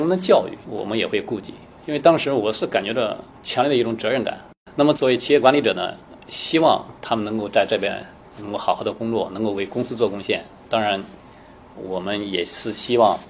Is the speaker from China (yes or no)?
yes; China; moved away as an adult; also born or lived in Germany / United States; 我们中国人这个相对头脑比较灵活